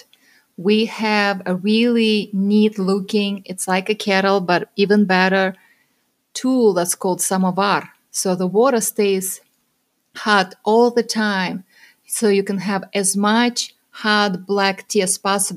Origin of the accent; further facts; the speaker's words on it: Russia; moved away; I am originally from Russia